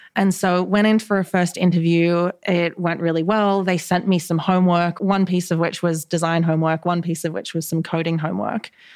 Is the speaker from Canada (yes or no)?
no; Mudgee, New South Wales, Australia; moved away as an adult; also born or lived in New York City; I grew up in a little town called Mudgee, which is like three and a half hours northwest of Sydney in New South Wales, Australia.